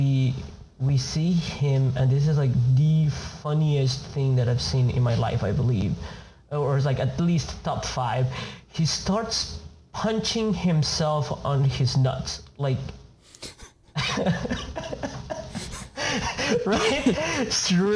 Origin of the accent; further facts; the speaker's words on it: Argentina; moved away; I'm from Argentina